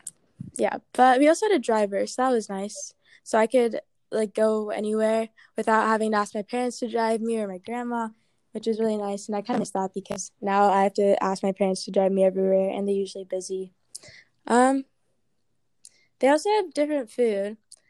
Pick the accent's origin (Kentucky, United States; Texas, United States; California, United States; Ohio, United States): Ohio, United States; Mason; also born or lived in Baltimore / Pittsburgh / Ghana / Arkansas; But I was born in Baltimore and then lived in Pittsburgh and then lived in Ghana for 5 years. And then I moved to Arkansas and then I moved to Ohio. So I moved around a lot, but I spent most of my life in Mason and Ghana.